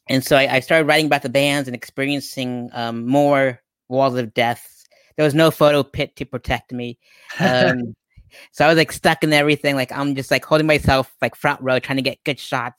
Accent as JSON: {"language": "English", "town": "Pueblo", "region": "Colorado", "country": "United States", "tie": "born or raised there", "said": "my hometown of Pueblo, Colorado"}